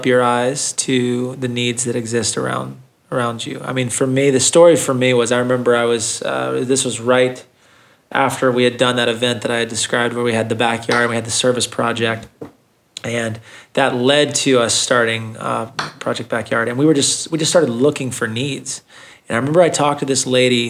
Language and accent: English; Thomasville, United States; I grew up in Thomasville